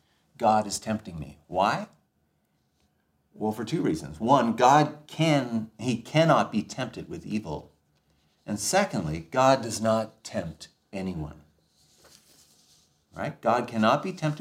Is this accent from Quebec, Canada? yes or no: no; Ontario, Canada; I grew up in Ontario